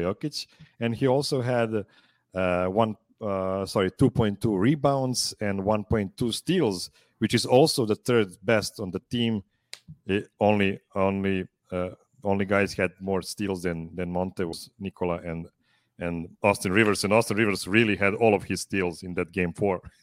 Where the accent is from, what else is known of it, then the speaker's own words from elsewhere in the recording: Serbia; I'm calling from Pančevo, Serbia